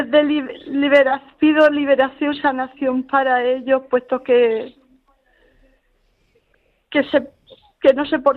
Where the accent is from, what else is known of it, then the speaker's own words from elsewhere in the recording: Puerto de Mazarrón, Region of Murcia, Spain; aquí donde estoy viviendo en mi tierra, Puerto de Mazarrón